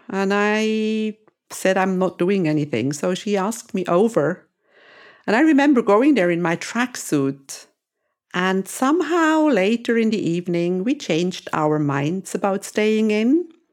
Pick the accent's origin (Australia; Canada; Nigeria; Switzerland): Switzerland; moved away as an adult; also born or lived in Greece; now in Cyprus; I was born and raised in Switzerland